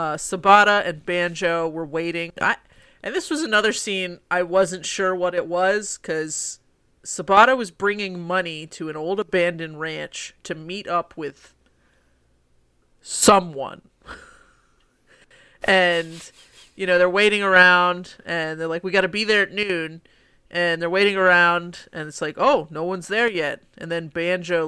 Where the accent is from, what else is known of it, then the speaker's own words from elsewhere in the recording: United States; I'm from America